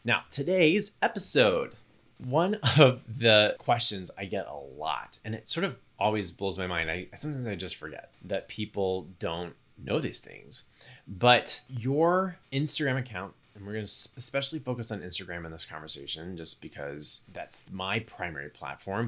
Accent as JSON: {"language": "English", "region": "Texas", "country": "United States", "tie": "born or raised there", "said": "a young gay kid growing up in Texas"}